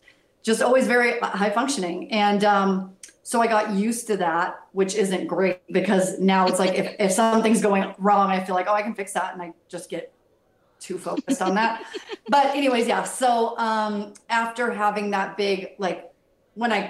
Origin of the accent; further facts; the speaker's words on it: United States; moved away as an adult; also born or lived in Boston / Los Angeles; I grew up in the Tri-Cities, but then I moved to Boston and got to live there for 10 years.